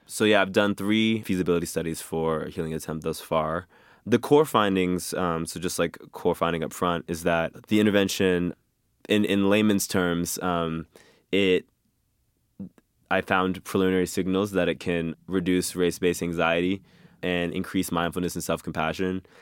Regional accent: Boston, Massachusetts, United States; grew up in Mattapan, Massachusetts, which is a, an inner city of Boston, predominantly black neighborhood

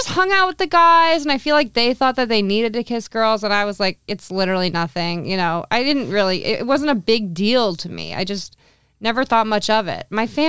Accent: Danville, California, United States; also born or lived in Foster City, California; I also moved in second grade. I moved from Foster City to a suburb in the East Bay, Danville, California.

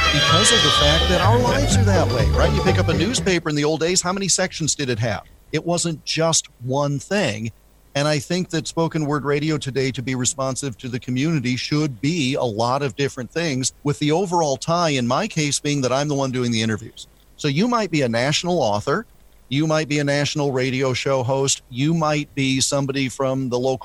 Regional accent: Midwest, United States; kid growing up in the Midwest

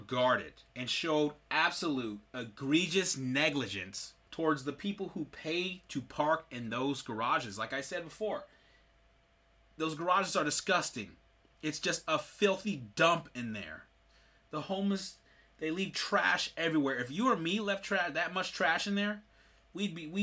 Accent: Sacramento, California, United States; I'm from Sacramento, California

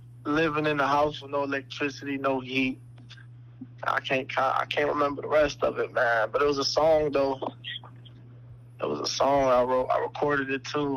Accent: Chicago, Illinois, United States; I'm from Chicago

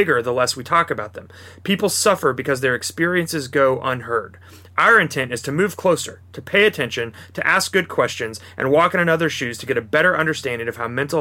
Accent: Kansas City, United States; I'm from Kansas City

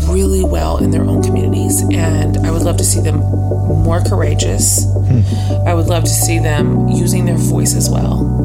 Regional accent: Texas, United States; So you can you're a Texan. I'm a Texan and I think I'm really really pleased that my kids are hmm.

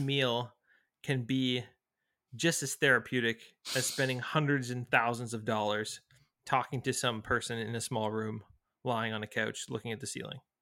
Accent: Toronto, Ontario, Canada; also born or lived in San Francisco; I'm from Toronto

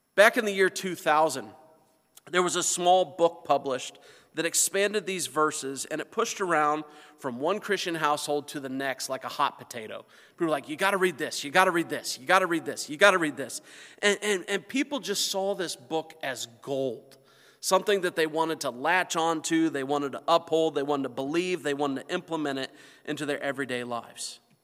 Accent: north central Indiana, United States; moved away; my hometown, where I come from, where my family still lives, is in north central Indiana.

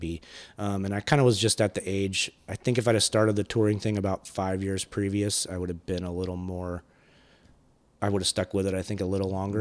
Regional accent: California, United States; moved away; also born or lived in Athens, Georgia; I was born in California

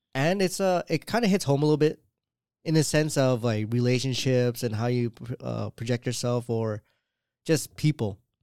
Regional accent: Canada; I'm Canadian

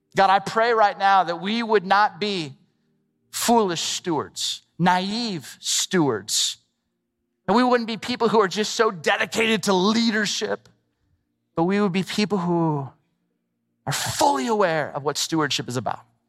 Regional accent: Southern California, United States; I grew up in Southern California

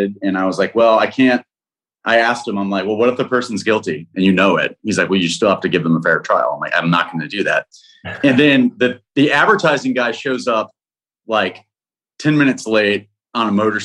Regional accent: Texas, United States; also born or lived in Austin; we're two kids from Texas in the big city

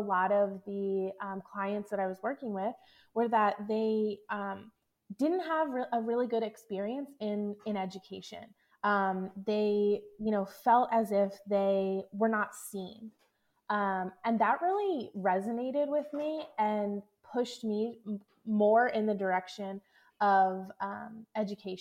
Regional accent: Philadelphia, Pennsylvania, United States; moved away as an adult; also born or lived in Kansas City; I'm originally from the Philadelphia area, but I found myself in Kansas City

